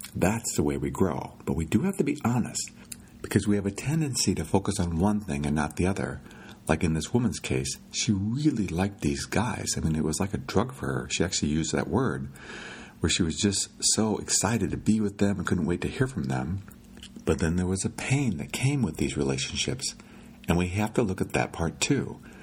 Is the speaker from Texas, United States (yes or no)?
no; Iowa, United States; When I was a kid growing up in Iowa, I lived by a lake.